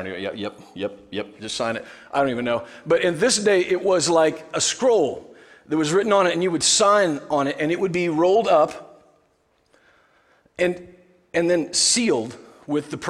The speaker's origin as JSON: {"language": "English", "region": "Nebraska", "country": "United States", "said": "I'm from Nebraska."}